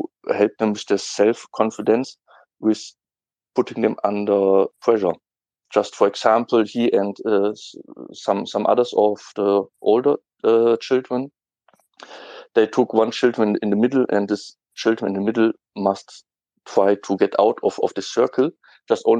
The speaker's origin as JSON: {"language": "English", "country": "Germany", "second_language": "English", "said": "I'm from Germany"}